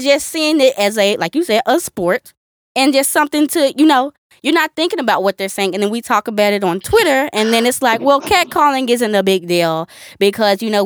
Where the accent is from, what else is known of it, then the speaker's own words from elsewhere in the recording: the South, United States; We're from the South